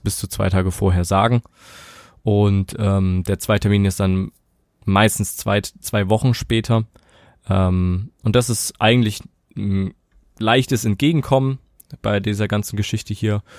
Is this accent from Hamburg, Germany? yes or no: no; Saxony, Germany; bei uns in Sachsen